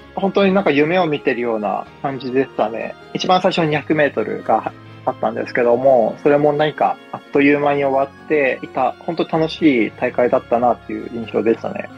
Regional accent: Fujieda, Shizuoka, Japan; 出身が藤枝市ということで、サッカーを小学校4年生から始めたんですけども、本当に地元のスポーツ少年団

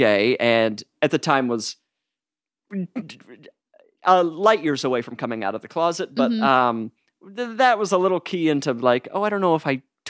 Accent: Salt Lake City, Utah, United States; I grew up Mormon. I'm from Salt Lake City

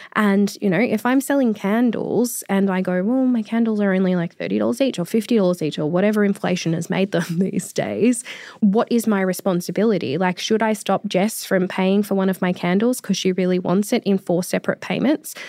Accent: Australia; as an Australian

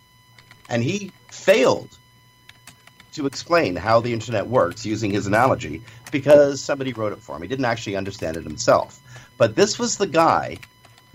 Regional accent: Canada; I'm a Canadian

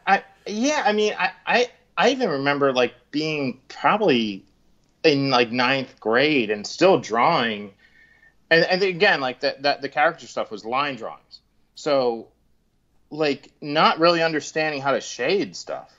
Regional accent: Collingswood, New Jersey, United States; I grew up in Collingswood

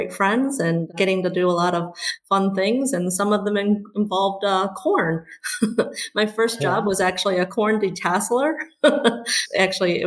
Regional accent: West Lafayette, Indiana, United States; moved away as an adult; also born or lived in China; now in Michigan, United States; I was born in China, and I moved here when I was 8 years old with my parents who were here for school, and grew up in Indiana in West Lafayette

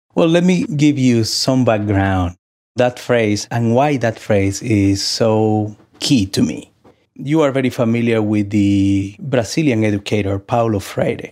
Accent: Santo Domingo, Distrito Nacional, Dominican Republic; now in United States; Growing up in Santo Domingo, I had the opportunity to explore my own spirituality through the Catholic Church

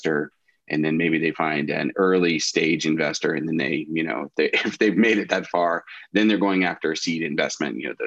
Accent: Central Ohio, United States; I was born and raised here in Central Ohio, went to Ohio State

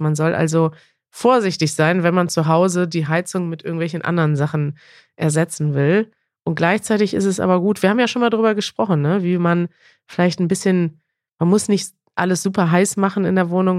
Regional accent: Germany; ich als Deutsche

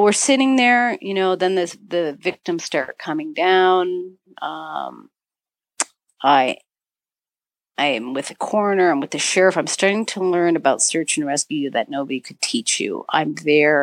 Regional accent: Marquette, Michigan, United States; moved away as an adult; also born or lived in Crested Butte, Colorado / Montana; I'm back in my hometown as a keynote speaker 2 weeks ago, 3 weeks ago. And I'm on the stage speaking for a film festival, and I'm talking about my journey of, you know, how a young woman in this little town of Marquette, Michigan

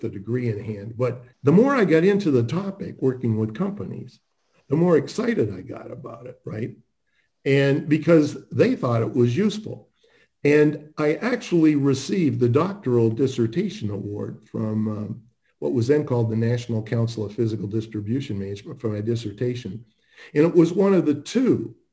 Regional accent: Canada; moved away as an adult; also born or lived in Toronto; I grew up in Canada, was born in Toronto, and I went to the Ivy Business School at Western University for undergrad and MBA

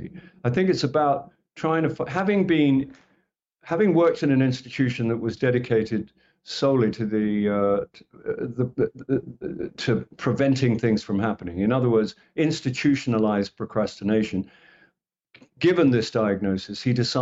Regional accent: England, United Kingdom; I'm from England

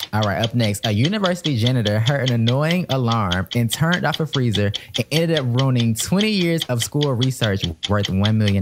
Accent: Atlanta, Georgia, United States; moved away as an adult; also born or lived in Washington, District of Columbia, United States; we're both from Atlanta

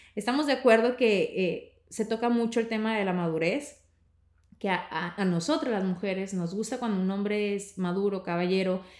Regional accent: northern Mexico, Mexico; somos mexicanos, ambos norteños

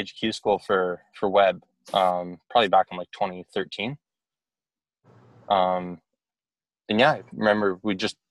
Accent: Calgary, Alberta, Canada; born or raised there

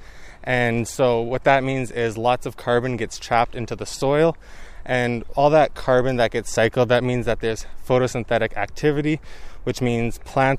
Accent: Delta, British Columbia, Canada; I grew up in North Delta

